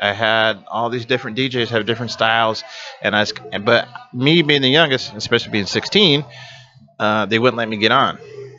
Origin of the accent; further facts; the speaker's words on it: Iowa City, Iowa, United States; as I was growing up in Iowa City